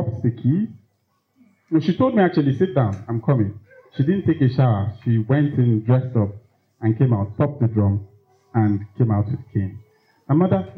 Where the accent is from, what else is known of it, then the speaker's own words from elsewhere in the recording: Lagos, Nigeria; I grew up in Lagos, in Fesa